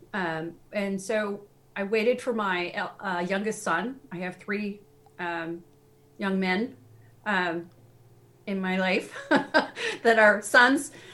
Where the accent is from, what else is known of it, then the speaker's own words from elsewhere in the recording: Seattle, Washington, United States; also born or lived in Tennessee; now in New England, United States; I grew up in Seattle